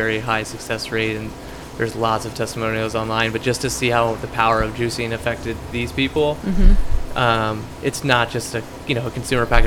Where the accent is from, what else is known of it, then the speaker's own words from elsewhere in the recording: Lancaster, Pennsylvania, United States; also born or lived in San Diego, California; I grew up in the city. I grew up on James Street